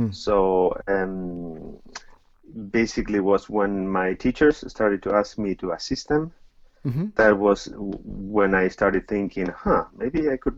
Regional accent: Buenos Aires, Argentina; I'm Argentine, and yes, I grew up in Argentina

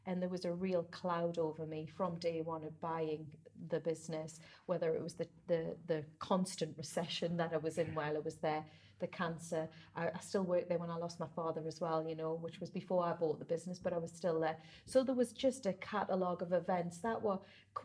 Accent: Whitley Bay, North East England, United Kingdom; also born or lived in Ponteland; I was born and bred in Whitley Bay

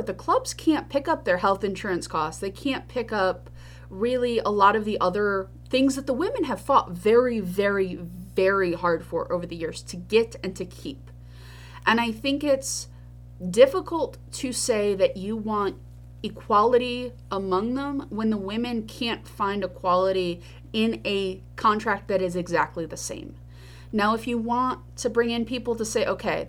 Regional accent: New York, United States; I am a New Yorker.

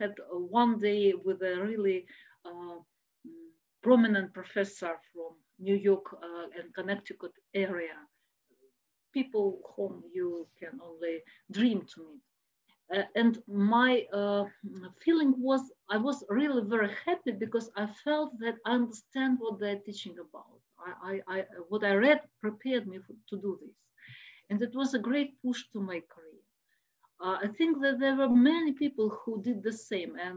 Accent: Moscow, Russia; I'm from Moscow

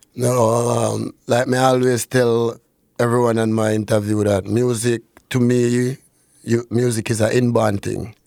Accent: Norwood, Saint James, Jamaica; now in Canada; I grew up in Saint James.

